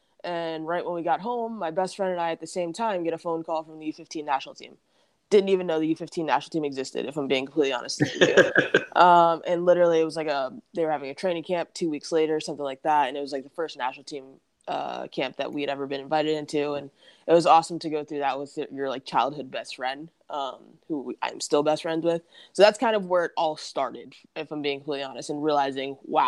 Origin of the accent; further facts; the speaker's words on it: New Jersey, United States; That's because it's just not my New Jersey accent, but I also recognize that like I don't sound like I'm from New Jersey whatsoever.